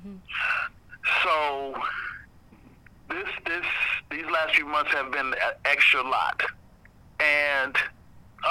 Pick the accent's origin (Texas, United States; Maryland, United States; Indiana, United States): Indiana, United States; Indianapolis; I was born here. I was raised here